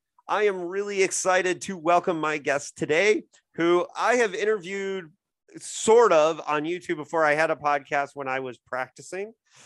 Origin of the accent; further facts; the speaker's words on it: Indiana, United States; he's also from my home state of Indiana. We grew up an hour away from each other.